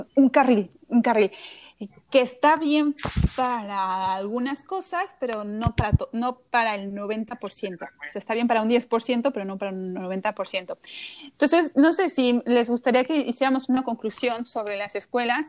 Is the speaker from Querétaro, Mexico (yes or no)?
yes; Querétaro, Mexico; yo no soy de la Ciudad de México, yo soy de Querétaro